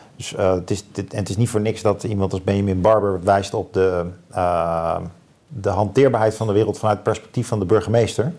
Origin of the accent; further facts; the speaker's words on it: Leusden, Utrecht, Netherlands; Ik ben dan eh, opgegroeid in Leusden bij Amersfoort